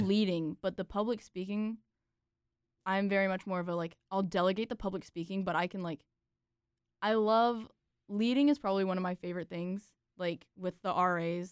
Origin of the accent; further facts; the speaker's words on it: Raleigh, North Carolina, United States; I'm technically from Raleigh, but, like, we live on the Raleigh-Nightdale border, so that's, like, East Raleigh